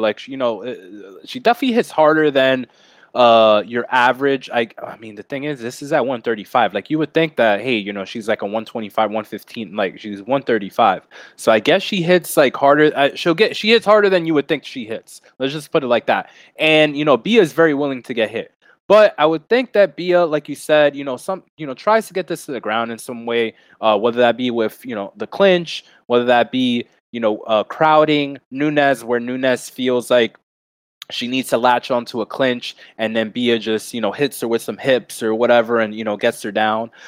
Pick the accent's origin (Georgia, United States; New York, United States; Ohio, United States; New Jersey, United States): New York, United States; I'm from New York